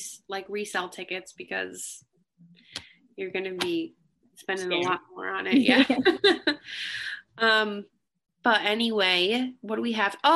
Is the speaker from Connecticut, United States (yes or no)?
yes; Connecticut, United States; I'm from Connecticut